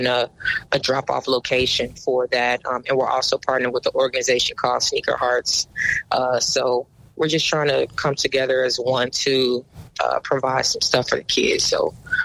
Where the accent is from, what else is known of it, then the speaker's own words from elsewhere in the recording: Chicago, Illinois, United States; Growing up on the South Side, I grew up playing against all boys